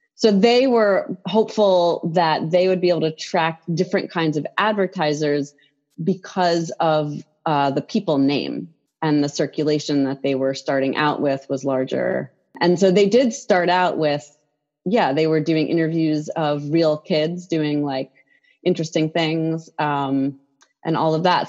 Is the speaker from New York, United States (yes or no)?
yes; New York City, New York, United States; I grew up in New York City